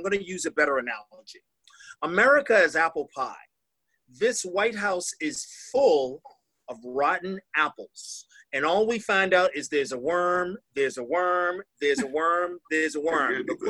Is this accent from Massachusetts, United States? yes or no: yes; Massachusetts, United States; I'm from Massachusetts